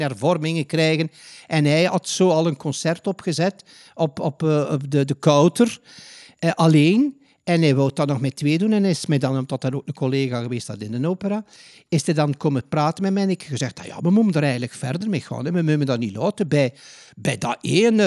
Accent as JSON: {"language": "Dutch", "town": "Ghent", "region": "Flanders", "country": "Belgium", "moved": "as an adult", "lives_now": "The Hague, Netherlands", "said": "ik ben een Gentenaar."}